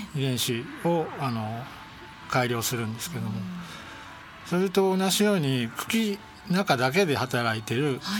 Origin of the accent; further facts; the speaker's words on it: Nerima, Tokyo, Japan; 私、生まれも育ちも東京都の練馬区で